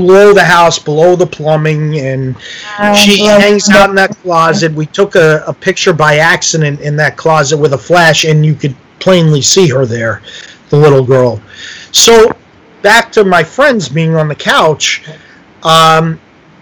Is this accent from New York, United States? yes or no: yes; New York, United States; moved away as an adult; now in New Jersey, United States; I live in New Jersey. I'm from New York